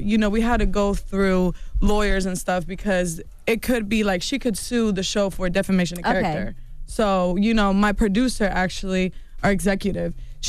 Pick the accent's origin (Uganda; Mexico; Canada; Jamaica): Mexico; See, in our culture, like, I'm from Mexico.